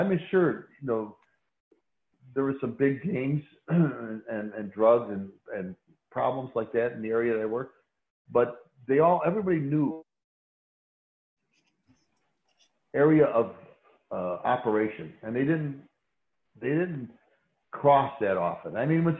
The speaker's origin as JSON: {"language": "English", "town": "Chicago", "region": "Illinois", "country": "United States", "tie": "born or raised there", "said": "Chicago's a city of neighborhoods, an ethnic neighborhood. And I grew up near the Stockyards when they were still operating, in an old Polish neighborhood, Lithuanian neighborhood"}